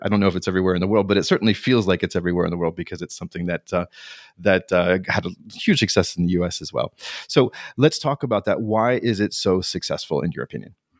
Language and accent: English; North Carolina, United States; moved away as an adult; also born or lived in Paris; now in France; I was twenty-five year old and I arrived in Paris and I was from North Carolina